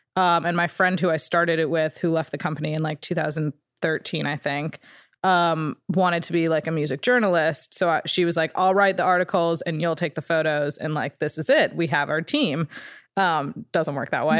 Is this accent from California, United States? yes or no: no; Ridgewood, New Jersey, United States; moved away; It's called Ridgewood, New Jersey